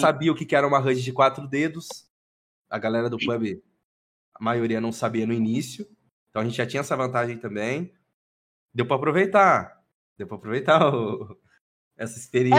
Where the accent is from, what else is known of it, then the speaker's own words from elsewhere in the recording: Londrina, Paraná, Brazil; E sou de Londrina, Paraná. Paranazão, pé vermelho